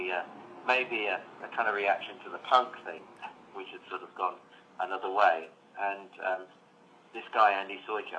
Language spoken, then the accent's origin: English; London, United Kingdom; I'm from London